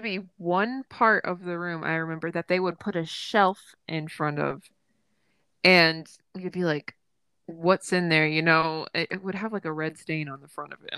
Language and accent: English; Woodlawn, Tennessee, United States; also born or lived in Clarksville, Tennessee; my hometown is Woodlawn, but, which is, like, 2,000 people